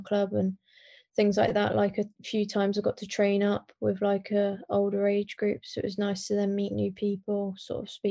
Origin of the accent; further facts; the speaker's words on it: North Walsham, East of England, United Kingdom; also born or lived in Norwich; I was born in Norwich Hospital and I lived in North Walsham and obviously grew up with both my parents and my sister